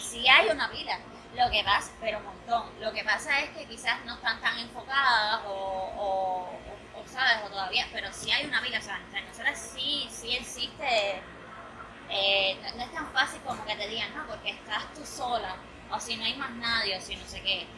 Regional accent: Cuba; yo como artista cubana

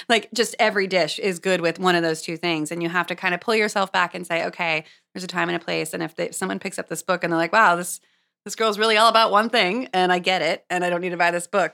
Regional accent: Los Angeles, California, United States; moved away as an adult; also born or lived in Santa Cruz / San Francisco; now in New York, United States; I grew up in Los Angeles

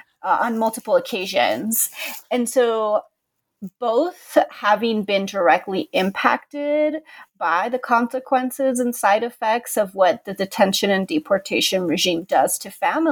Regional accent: California, United States; So I'm originally from California. I grew up in the Far East Bay in Contra Costa County, and I am the daughter of Mexican immigrants.

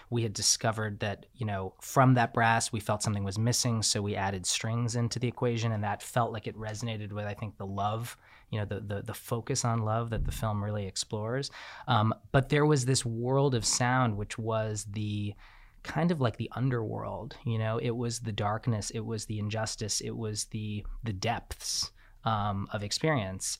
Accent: New York, United States; I'm from New York

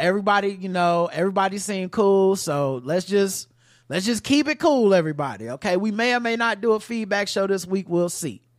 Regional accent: the South, United States; I'm from the South

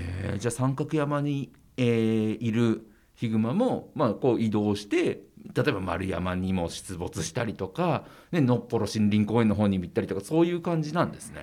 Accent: Hokkaido, Japan; 僕ら道民が、北海道民

